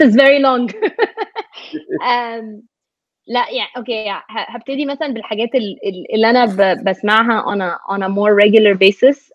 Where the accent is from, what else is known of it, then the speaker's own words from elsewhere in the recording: Egypt; moved away as an adult; now in United States; انا مثلا Egyptian American